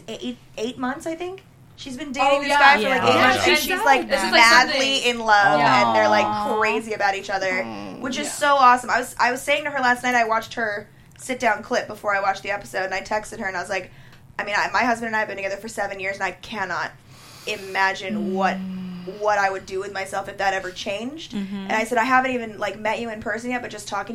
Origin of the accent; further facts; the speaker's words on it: Los Angeles, California, United States; moved away; also born or lived in Nashville; I grew up in Los Angeles, was born and raised in Los Angeles